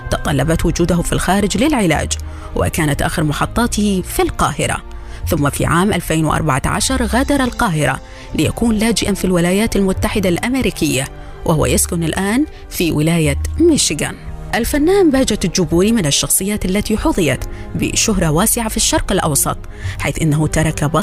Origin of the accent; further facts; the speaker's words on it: Iraq; أنا رجل عراقي جبوري سني زوجتي من عشيرة شيعية المفروض بالأول عراقي